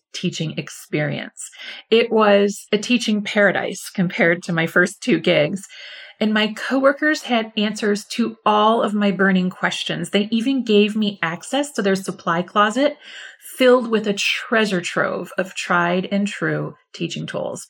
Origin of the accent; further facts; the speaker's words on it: near Detroit, Michigan, United States; moved away as an adult; also born or lived in Seoul, South Korea / Houston, Texas / Boston, Massachusetts / Dallas, Texas; I went to Detroit, Michigan, which is pretty close to my hometown